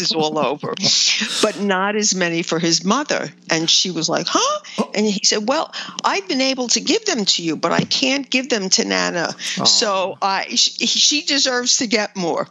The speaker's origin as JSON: {"language": "English", "region": "New York", "country": "United States", "tie": "born or raised there", "said": "I've lived here my whole life."}